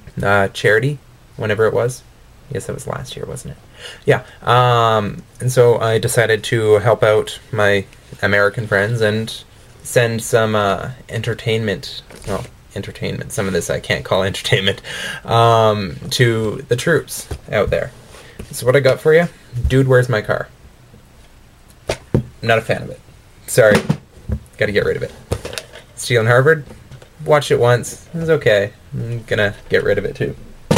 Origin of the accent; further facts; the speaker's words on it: Calgary, Alberta, Canada; I'm from Calgary, Alberta.